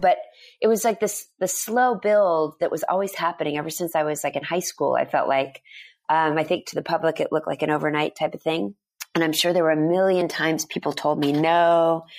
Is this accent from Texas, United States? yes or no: yes; Dallas, Texas, United States; moved away; I grew up in Dallas, Texas, mostly went to an all-girls school